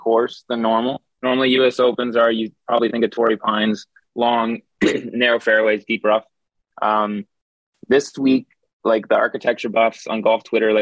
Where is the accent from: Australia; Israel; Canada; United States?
Canada; Ottawa, Ontario; now in Toronto, Canada; I grew up in Ottawa